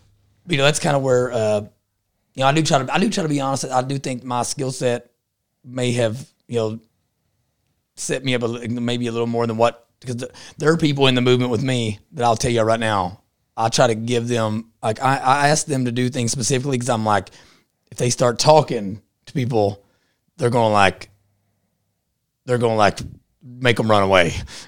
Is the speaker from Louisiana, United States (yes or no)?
no; Texas, United States; I'm from Eastern Texas, so we don't deal with chomos.